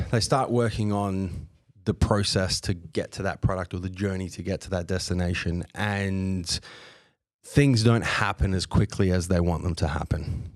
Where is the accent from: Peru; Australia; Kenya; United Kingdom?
Australia; I was born here, I was raised here, but on both sides of my family, I've got European descent.